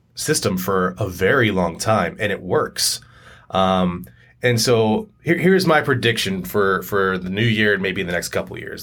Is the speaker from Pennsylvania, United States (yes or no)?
yes; York, Pennsylvania, United States; also born or lived in Harrisburg, Pennsylvania; I grew up in York, Harrisburg, Pennsylvania